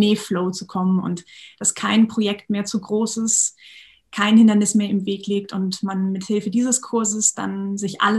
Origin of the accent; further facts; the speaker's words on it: Schleswig-Holstein, Germany; also born or lived in Bad Bederkesa; ganz tollen Schule in Bad Bederkesa gearbeitet für viele Jahre und bin jetzt aber wieder zurück in meiner Heimat Schleswig-Holstein.